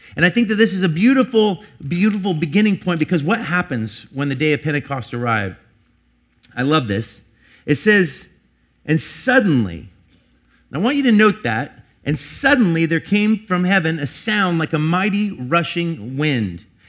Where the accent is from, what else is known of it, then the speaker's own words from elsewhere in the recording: Portland, United States; I'm from Portland